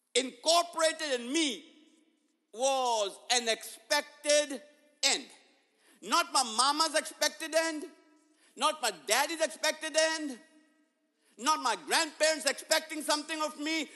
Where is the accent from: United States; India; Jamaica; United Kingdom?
India; moved away; growing up in India, my 10th grade